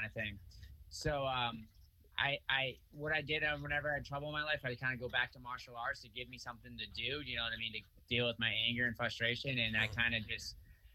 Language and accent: English; Freetown, Massachusetts, United States; also born or lived in Fall River, Massachusetts; I was born in Fall River. Actually, I grew up mostly in Freetown, which is right outside of Fall River